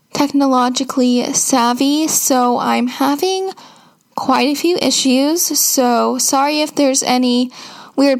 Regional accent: Seattle, Washington, United States

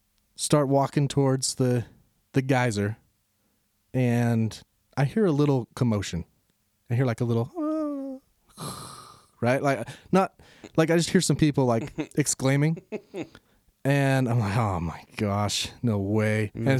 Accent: Utah, United States; I'm from Utah.

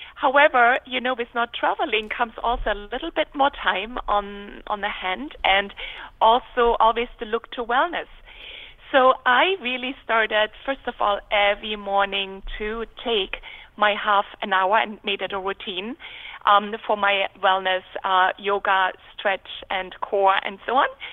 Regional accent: Dresden, Saxony, Germany; moved away; I was born in Germany on the Elbe River, beautiful city of Dresden.

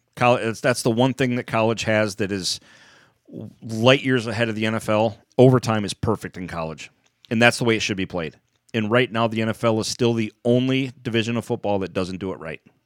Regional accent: United States; I'm just an American.

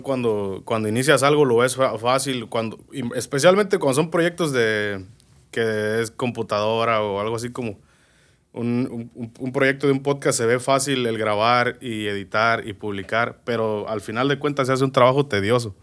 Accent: Moroleón, Guanajuato, Mexico; now in United States; Nací, crecí en Moroleón, Guanajuato.

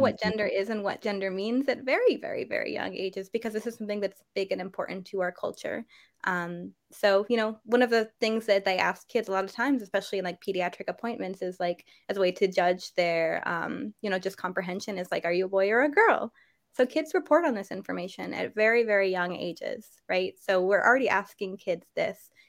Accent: New Hampshire, United States; I grew up in New Hampshire

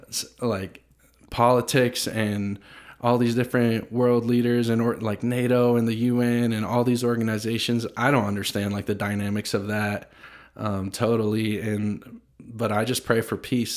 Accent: United States; growing up in America, I'm twenty-five

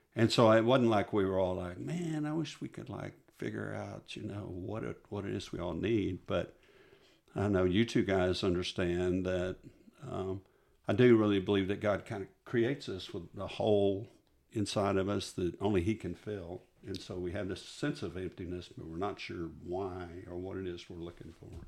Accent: Midland, Texas, United States; moved away as an adult; also born or lived in Odessa, Texas; I'm a West Texas boy, and, um, So I grew up out in, I grew up, I was born in Odessa, Texas, and then raised in Midland

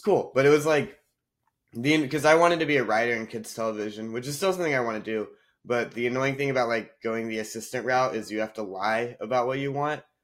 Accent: North Carolina, United States; moved away as an adult; also born or lived in Nashville, Tennessee / India (ancestry); now in Los Angeles, United States; I I grew up in North Carolina and then I mm. went to mm. college in Nashville, Tennessee.

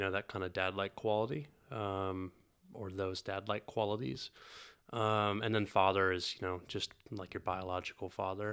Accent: North Carolina, United States; moved away; also born or lived in Italy; I grew up in North Carolina

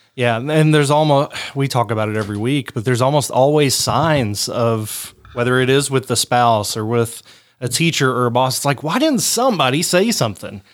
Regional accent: Harlan, United States; my hometown of Harlan

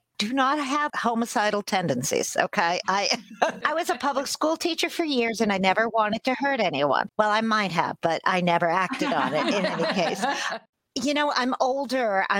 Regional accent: Stoughton, Massachusetts, United States; my hometown Chamber of Commerce to enter the Miss Stoughton pageant

